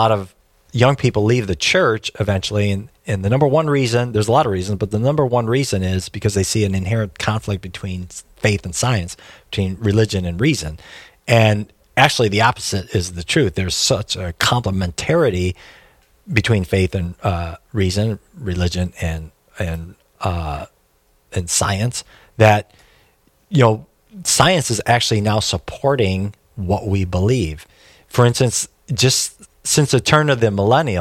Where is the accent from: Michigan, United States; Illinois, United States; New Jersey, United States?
Michigan, United States; Detroit; I'm from Detroit